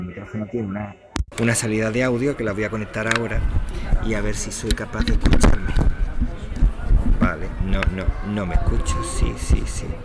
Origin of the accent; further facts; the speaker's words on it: Cádiz, Andalusia, Spain; moved away as an adult; now in Málaga, Spain; de donde yo soy, que es en Cádiz